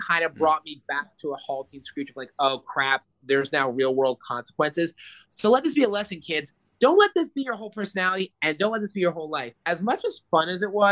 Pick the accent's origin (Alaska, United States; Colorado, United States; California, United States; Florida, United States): Florida, United States; Orlando; I'm from Orlando, which is more of a urban area, but I live in a northern part of Orlando